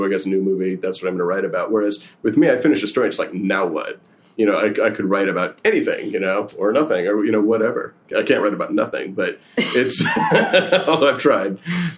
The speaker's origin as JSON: {"language": "English", "area": "Bay Area, Silicon Valley", "region": "California", "country": "United States", "tie": "born or raised there", "also_born_or_lived": "Berkeley", "moved": "as an adult", "lives_now": "New York, United States", "said": "I grew up in the Bay Area in Silicon Valley."}